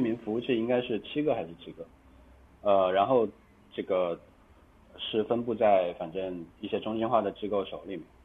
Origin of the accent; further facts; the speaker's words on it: China; 作为一个中国人到台湾